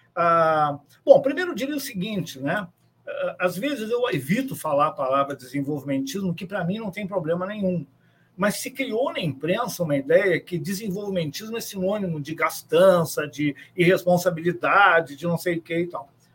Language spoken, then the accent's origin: Portuguese; São Borja, Rio Grande do Sul, Brazil; eu sou de São Borja